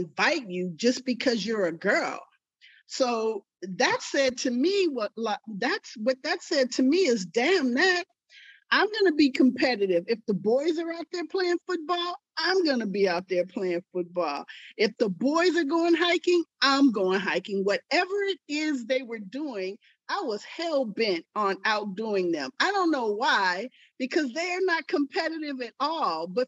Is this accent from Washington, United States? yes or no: no; Richmond, California, United States; I grew up in Richmond, California